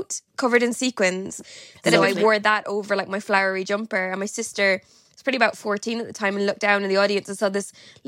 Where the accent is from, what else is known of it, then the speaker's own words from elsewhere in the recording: Galway, Connacht, Ireland; now in London, United Kingdom; I'm from Galway, right on the Atlantic